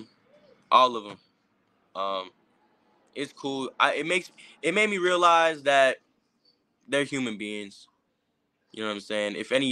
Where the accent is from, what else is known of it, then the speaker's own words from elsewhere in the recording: Philadelphia, Pennsylvania, United States; born there; Yeah, I was born in Philly. So I have a lot of family out there.